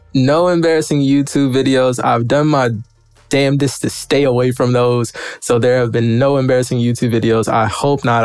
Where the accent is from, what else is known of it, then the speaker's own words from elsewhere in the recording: Memphis, Tennessee, United States; moved away; I'm originally from Memphis, Tennessee